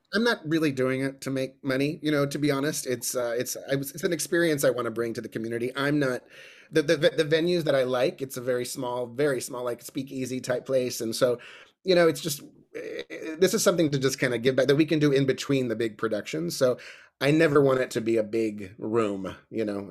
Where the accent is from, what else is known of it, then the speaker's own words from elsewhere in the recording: New Braunfels, Texas, United States; I'm from New Braunfels.